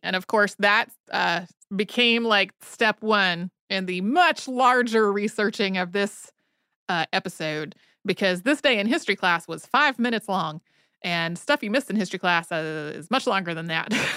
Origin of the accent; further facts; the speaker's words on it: North Carolina, United States; moved away; I grew up in North Carolina